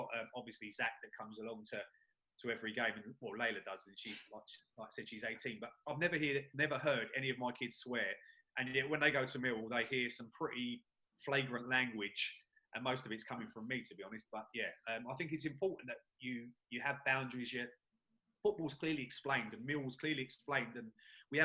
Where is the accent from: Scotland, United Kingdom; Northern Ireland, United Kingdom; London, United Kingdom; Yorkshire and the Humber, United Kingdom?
London, United Kingdom; I was born and brought up in New Cross.